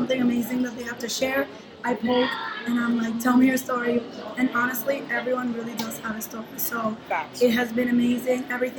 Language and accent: English; Puerto Rico; I'm from Puerto Rico.